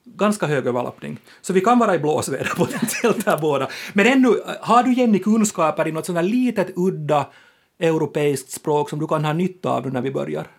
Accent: Finland; våra språkliga rättigheter som finlandssvenskar

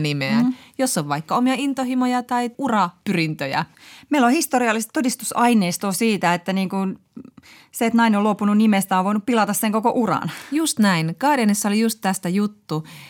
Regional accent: Ostrobothnia, Finland; Pohjanmaalla, mistä mä oon kotoisin

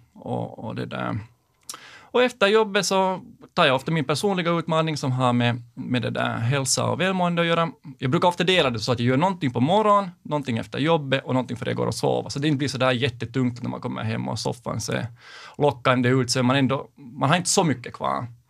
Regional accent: Sipoo, Uusimaa, Finland; now in Helsinki, Finland; jag är uppvuxen i Sibbo, bor nu i Helsingfors

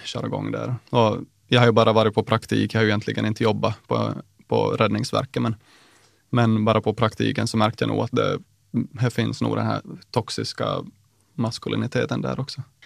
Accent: Nykarleby, Ostrobothnia, Finland; jag är från Nykarleby i Österbotten

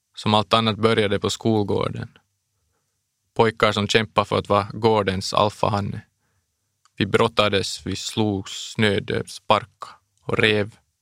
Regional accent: Bromarv, Uusimaa, Finland; also born or lived in Los Angeles, United States; Det började när jag var sex år gammal. Vi flyttade då från Los Angeles till Bromarv

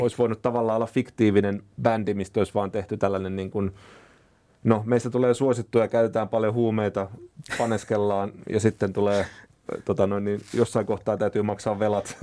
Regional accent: Huittinen, Satakunta, Finland; Huittisissa, mistä mä oon kotoisin

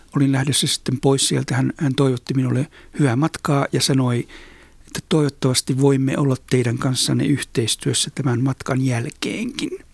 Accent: Oulu, North Ostrobothnia, Finland; mä olen siis syntynyt ja kasvanut Oulussa, Oulun kaupungissa

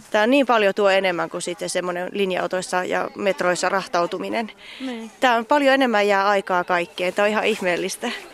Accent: Suomussalmi, Kainuu, Finland; moved away as an adult; also born or lived in Espoo / Southern Finland; kun mä oon täältä kotoisin

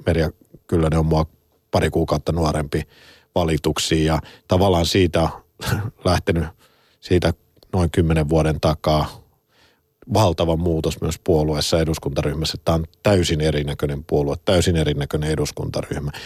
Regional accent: Helsinki, Uusimaa, Finland; olen täällä Pasila studiosta, mä oon to, kotoisin tuosta noin 300 metrin päästä

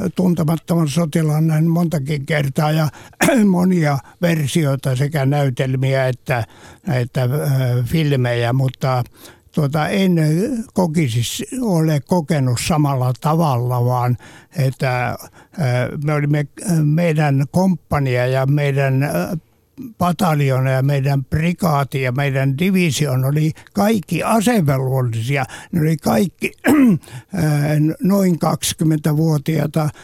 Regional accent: Ostrobothnia, Finland; olen Pohjanmaalta kotoisin ja se ympäristö, missä olen kasvanut

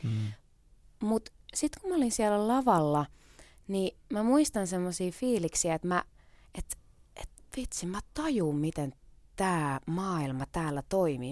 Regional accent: Kerava, Uusimaa, Finland; Mä olin pieni keravalainen.

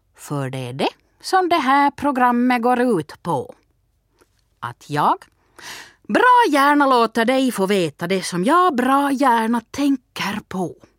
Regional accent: Turku, Southwest Finland, Finland; now in Vaasa, Finland; Jag är uppvuxen i Åbo och bor i Vasa.

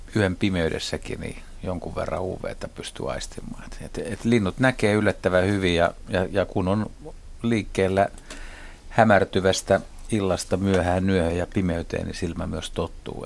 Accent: Helsinki, Uusimaa, Finland; mun kotiseudulla Lauttasaaressa

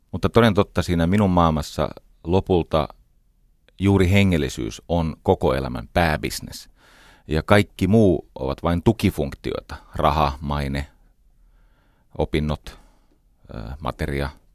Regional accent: Espoo, Uusimaa, Finland; Mä olen varttunut Iivisniemessä

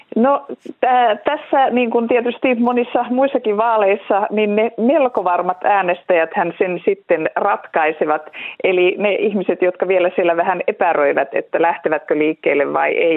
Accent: Central Finland, Finland; meillä Keski-Suomessa

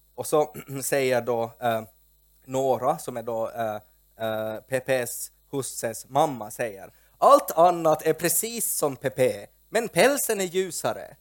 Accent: Porvoo, Uusimaa, Finland; i min hemby Pormo

